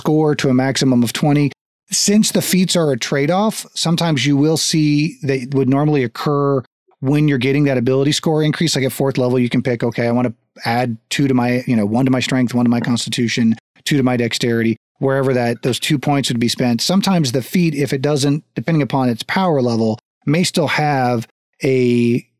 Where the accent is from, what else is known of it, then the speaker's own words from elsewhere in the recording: United States; also born or lived in Texas; I grew up in Florida, Texas.